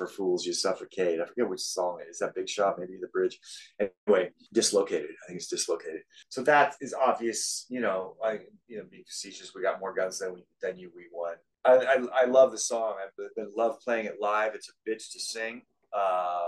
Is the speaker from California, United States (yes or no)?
no; Southern Oregon, United States; moved away; also born or lived in Portland, Oregon / New York City; I'm from Oregon. I was born in Portland, Oregon, and we moved to Southern Oregon when I was 3 or 4